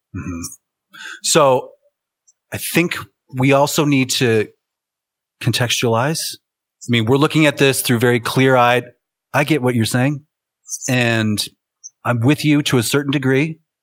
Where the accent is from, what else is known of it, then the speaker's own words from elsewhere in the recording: United States; I'm an American